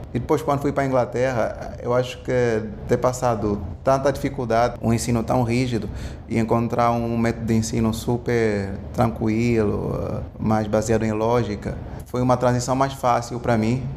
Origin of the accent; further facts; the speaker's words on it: Angola; moved away as an adult; also born or lived in England / Houston / Brazil; eu sou angolano, sou africano e Angola durante muito tempo teve guerra civil e eu cresci, pelo menos a minha infância foi toda dentro da guerra civil